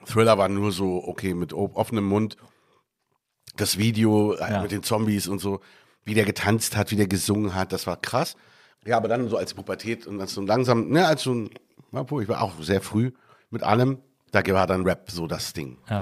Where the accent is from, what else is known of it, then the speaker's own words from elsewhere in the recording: Berlin, Germany; moved away as an adult; now in Cairo, Egypt; Ich bin Berliner, da, da kenne ich mich wirklich aus